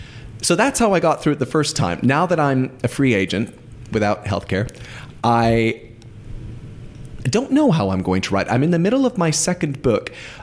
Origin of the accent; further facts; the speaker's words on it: United States; As an American